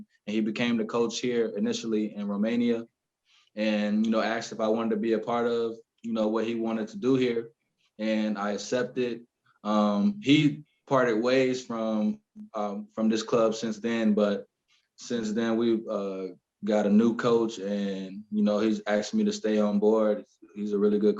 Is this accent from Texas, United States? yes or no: no; Orlando, Florida, United States; also born or lived in Columbus, Georgia; originally I was born in Columbus, Georgia, not such a big city. And then shortly after that, I moved to Florida, Orlando, Florida